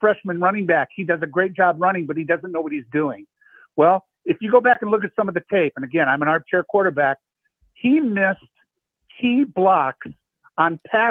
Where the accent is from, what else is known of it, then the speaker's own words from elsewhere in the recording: Iowa, United States; I grew up in Four City. I went to school at Luther